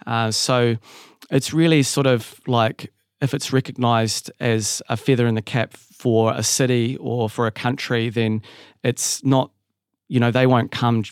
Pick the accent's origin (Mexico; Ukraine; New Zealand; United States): New Zealand; moved away; I'd sort of didn't really see myself as a Kiwi anymore. I'd been away for so long.